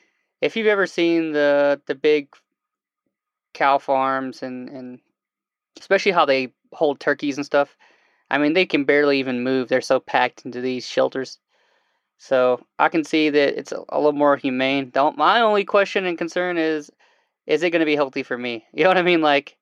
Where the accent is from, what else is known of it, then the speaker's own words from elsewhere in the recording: Alabama, United States; Yeah, I grew up in Alabama.